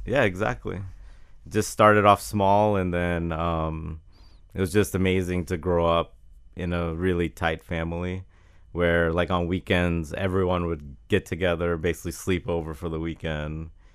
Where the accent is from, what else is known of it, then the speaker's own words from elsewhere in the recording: Jacksonville, Florida, United States; I grew up in Jacksonville with the, uh, Florida, Georgia, uh, game